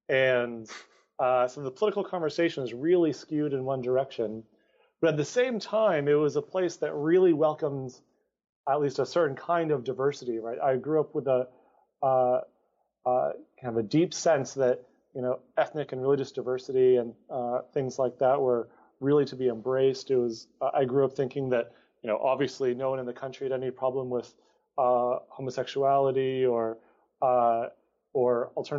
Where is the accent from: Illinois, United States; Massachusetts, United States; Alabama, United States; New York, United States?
Massachusetts, United States; Amherst; So I grew up in a bit of a hippie town. I grew up in Amherst, Massachusetts. So that's a five college town.